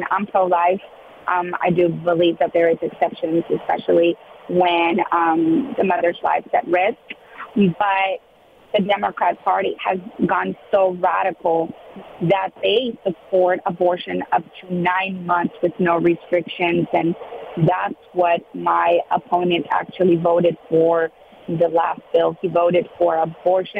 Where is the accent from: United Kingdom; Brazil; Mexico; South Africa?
Mexico; now in South Texas, United States; I was born in Mexico, raised with those values